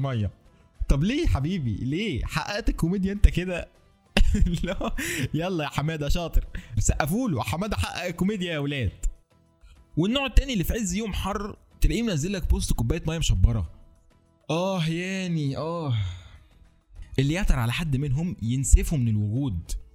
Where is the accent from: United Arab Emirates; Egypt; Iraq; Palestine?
Egypt; عندنا في مصر